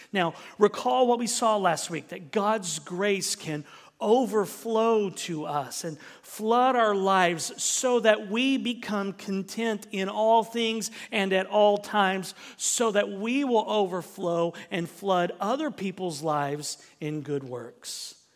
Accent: Southern United States, United States; accent: Southern; that's my Southern accent coming out

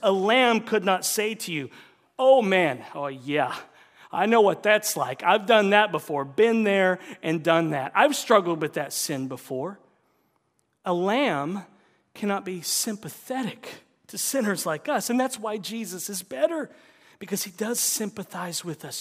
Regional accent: the South, United States; moved away; I'm from the South

